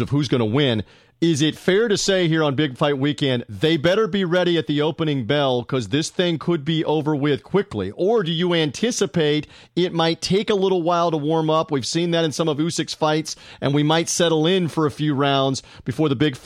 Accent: United States; I'm an American, we're Americans

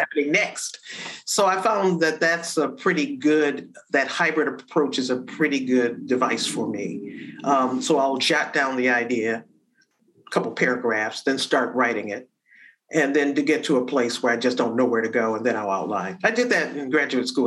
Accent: Detroit, Michigan, United States; growing up in Detroit

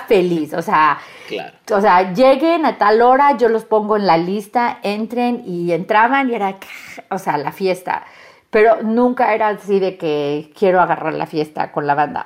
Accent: US–Mexico border, United States; accent: norteña; a veces hablas como norteña, pues soy de frontera

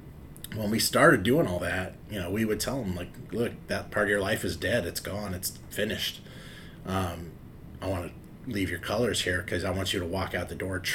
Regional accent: Los Angeles, California, United States; moved away as an adult; also born or lived in Carson, California; now in Oswego, Illinois, United States; I grew up in South Central LA, and a lot of my friends were involved in gangs.

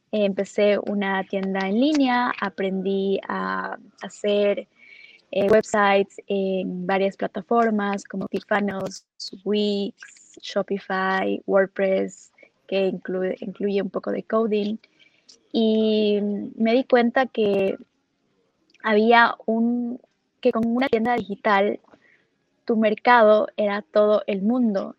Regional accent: Ecuador; moved away as an adult; also born or lived in Los Angeles; yo soy de Ecuador, y empecé con, con, los datos y con marketing desde que empecé un negocio cuando estudiaba en Ecuador

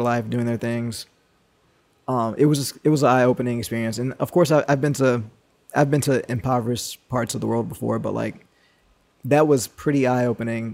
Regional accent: United States; an American with a passport

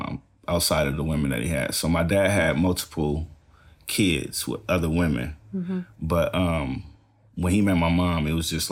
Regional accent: Los Angeles, California, United States; We're actually from South Central Los Angeles, which is in between the east side and the west side of Los Angeles

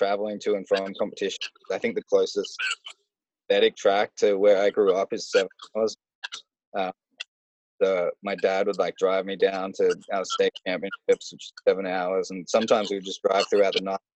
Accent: Australia; as an Australian, I would never like swear in front of my parents

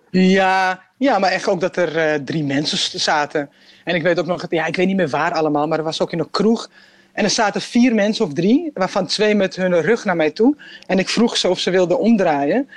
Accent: Amsterdam, North Holland, Netherlands; ik ben gewoon een Amsterdammer, weet je, ik ben gewoon een Nederlander.

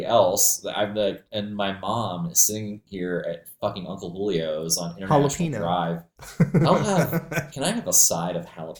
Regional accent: Maine, United States; I grew up there in Maine

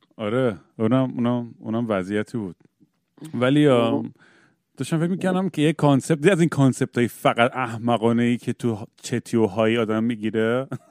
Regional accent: United States; ما تو 1980s تو آمریکا بزرگ شدیم

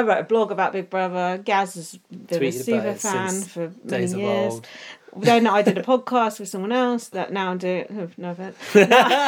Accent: England, United Kingdom; accent: English; You may notice we're English peoples

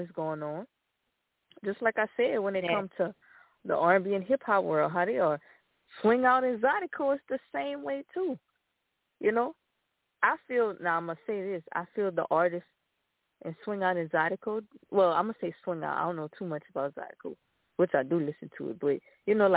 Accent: Lafayette, Louisiana, United States; I'm from Lafayette

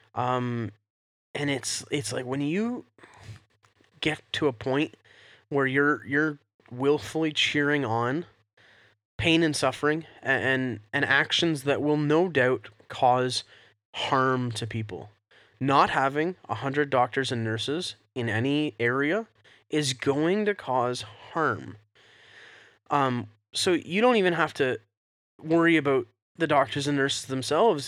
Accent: Canada; we're Canadian

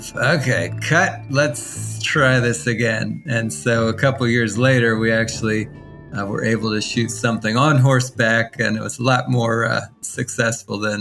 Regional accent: Washington, District of Columbia, United States; I was born in Washington, D.C., and grew up in a family as the oldest of six kids.

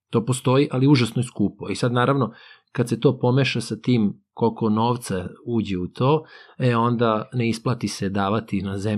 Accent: Serbia; mi dolazimo, eto, iz Srbije, koja je u Evropi, ali kao da nismo u Evropi, ali opet smo, eto, naspram tih afričkih zemalja, spadamo u taj, jeli, zapadni svet.

